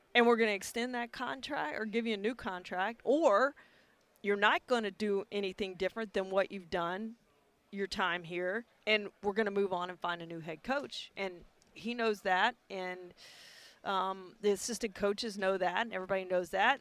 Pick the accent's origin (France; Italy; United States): United States; Beaumont, Texas; I grew up in Beaumont, so I you know grew up right there by Houston